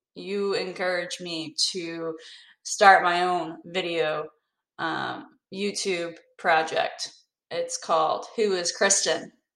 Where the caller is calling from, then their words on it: North Carolina, United States; I'm calling from North Carolina